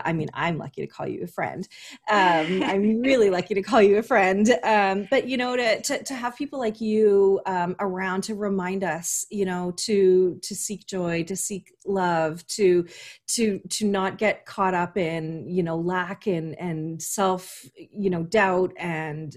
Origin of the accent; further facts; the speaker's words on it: Canada; I like to be as typically Canadian as possible